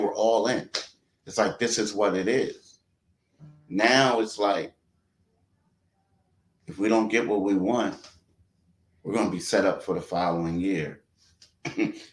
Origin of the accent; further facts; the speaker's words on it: Philadelphia, Pennsylvania, United States; I'm a Philadelphian.